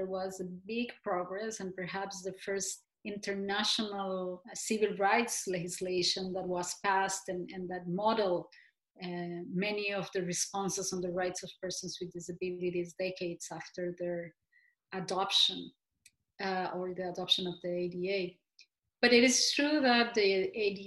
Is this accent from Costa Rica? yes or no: yes; Costa Rica; growing up in Costa Rica